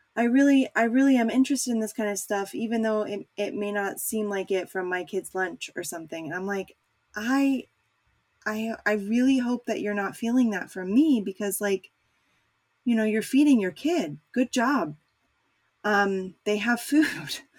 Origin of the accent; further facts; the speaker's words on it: United States; as an American